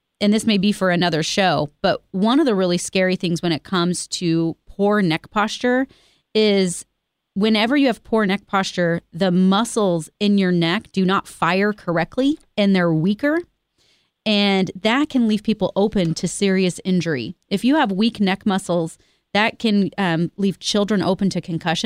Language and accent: English; Independence, Missouri, United States; I grew up here. I grew up out in East Independence. And Kansas City is my home